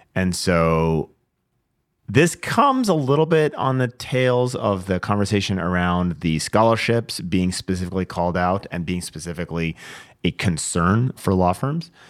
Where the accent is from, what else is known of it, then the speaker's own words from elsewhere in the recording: Washington, United States; This is in my home state, uh, Washington, Vancouver, Washington.